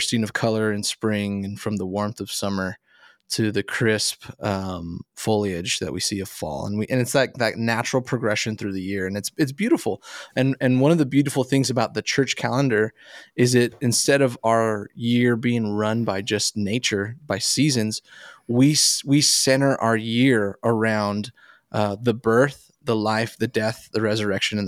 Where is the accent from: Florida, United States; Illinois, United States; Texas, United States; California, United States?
Texas, United States; El Paso; I grew up in El Paso, Texas.